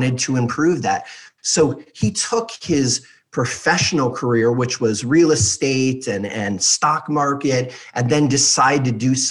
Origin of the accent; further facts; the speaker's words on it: Beverly Hills, California, United States; I grew up in Beverly Hills, California